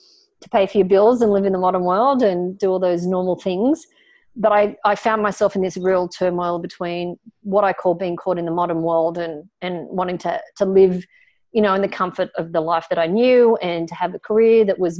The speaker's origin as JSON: {"language": "English", "country": "Australia", "tie": "born or raised there", "said": "I was pretty normal as an Australian kid growing up in an Australian family in the 1970s"}